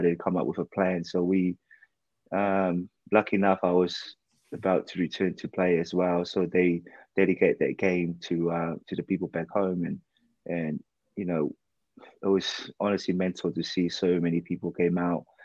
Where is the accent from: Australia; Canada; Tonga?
Tonga; Ha'apai; now in United Kingdom; I grew up, I was born and raised in Tonga, in Hapai